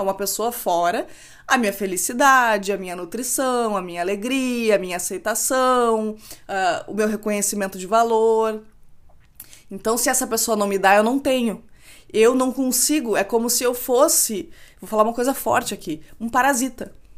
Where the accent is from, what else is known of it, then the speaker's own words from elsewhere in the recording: Rio Grande do Sul, Brazil; eu, como boa gaúcha, não posso deixar de dizer que frio é o que a gente passa aqui